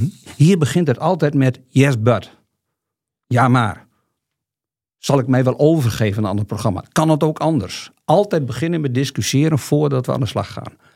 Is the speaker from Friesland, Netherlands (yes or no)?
yes; Friesland, Netherlands; En ik kom uit Friesland